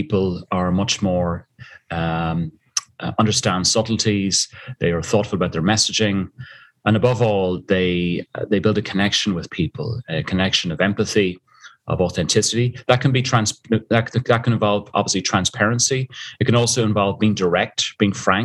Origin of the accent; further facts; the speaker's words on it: Dublin, Leinster, Ireland; moved away as an adult; also born or lived in South Africa; you tell from the accent, I'm originally from Dublin, Ireland, and I used to be dragged up the mountains every Sunday after Mass with my father